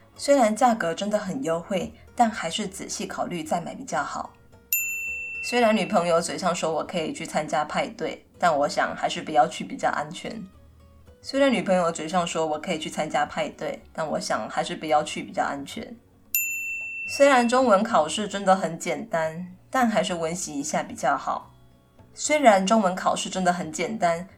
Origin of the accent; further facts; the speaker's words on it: Kaohsiung, Taiwan; 我本身是客家人，不过我是在高雄，长大